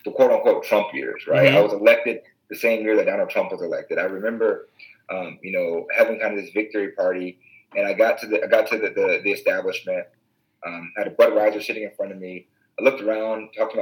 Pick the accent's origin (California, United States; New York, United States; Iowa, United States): Iowa, United States; Waterloo; I come from Waterloo, which is one of the most diverse cities, the most diverse city in the state of Iowa